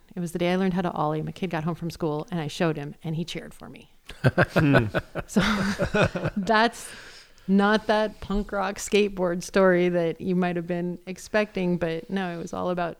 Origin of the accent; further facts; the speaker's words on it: Great Falls, Montana, United States; now in Boise, United States; I mean, I came from Great Falls, Montana.